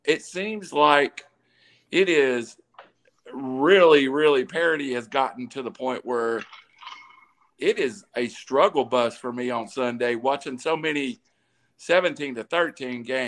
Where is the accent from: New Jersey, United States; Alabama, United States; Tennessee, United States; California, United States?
Tennessee, United States; Dayton; I am from Ray County. That's as proud Dayton, Tennessee